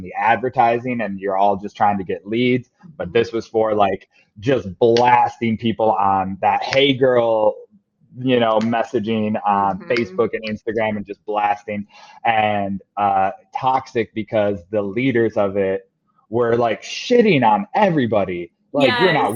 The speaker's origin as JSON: {"language": "English", "town": "Grand Rapids", "region": "Michigan", "country": "United States", "tie": "born or raised there", "moved": "yes", "said": "my hometown of Grand Rapids, Michigan"}